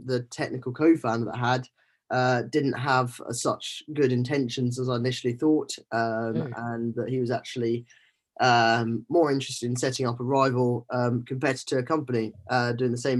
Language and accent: English; Scotland, United Kingdom; moved away as an adult; growing up in Scotland